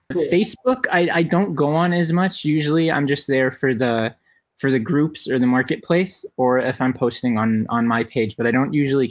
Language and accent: English; Las Vegas, Nevada, United States; I'm born and raised on East Side